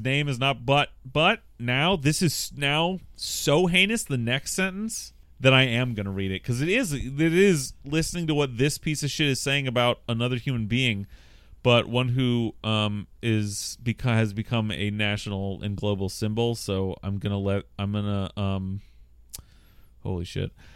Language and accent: English; Bothell, Washington, United States; I am from Bothell